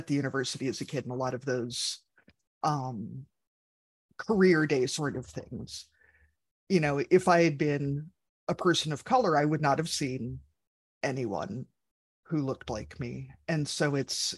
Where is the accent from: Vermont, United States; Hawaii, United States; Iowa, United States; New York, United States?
Iowa, United States; Ames; I grew up outside of Ames, Iowa